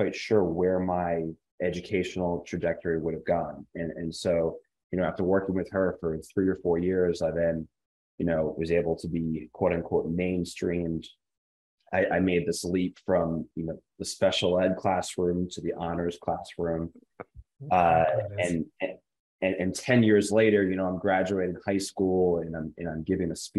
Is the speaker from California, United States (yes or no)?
no; New Jersey, United States; born and bred in New Jersey.